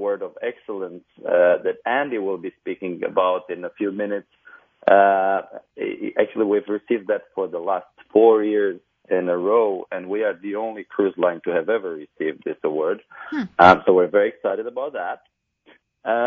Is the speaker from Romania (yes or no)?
yes; Transylvania, Romania; moved away as an adult; now in Miami, United States; I was raised in Transylvania, Romania.